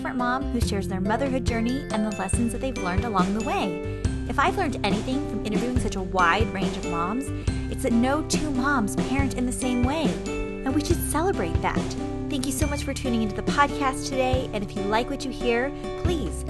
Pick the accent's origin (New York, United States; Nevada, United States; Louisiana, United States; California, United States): California, United States; moved away; also born or lived in Ann Arbor, Michigan; I grew up in California